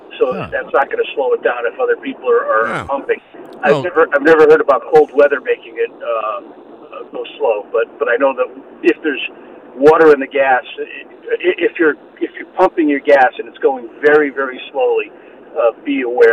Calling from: Connecticut, United States; I'm calling from Connecticut.

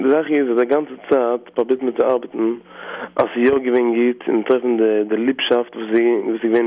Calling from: London, United Kingdom; Hello, uh, Mordechai. Yes. I'm from London now.

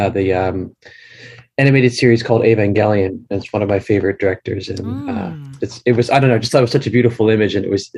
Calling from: Saitama, Japan; I'm calling just outside of Tokyo in Saitama.

